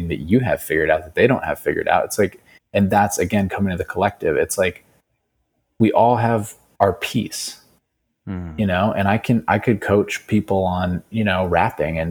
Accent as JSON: {"language": "English", "region": "New Mexico", "country": "United States", "also_born_or_lived": "Bali", "moved": "yes", "said": "I'm from New Mexico, man. So it's like, I just know my roots"}